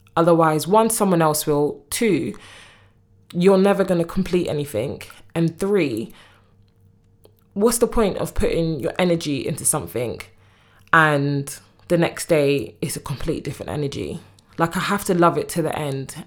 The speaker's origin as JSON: {"language": "English", "country": "United Kingdom", "also_born_or_lived": "Congo", "said": "I'm from the U K"}